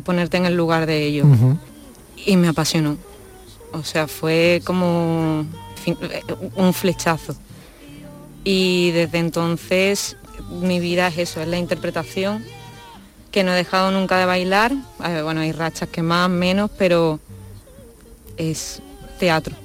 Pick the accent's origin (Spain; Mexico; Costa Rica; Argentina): Spain; Seville, Andalusia; soy una chica sevillana que mm, nací en una familia de actores